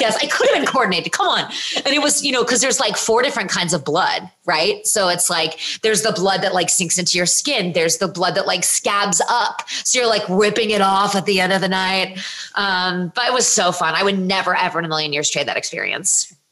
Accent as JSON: {"language": "English", "region": "Virginia", "country": "United States", "said": "I'm from Virginia"}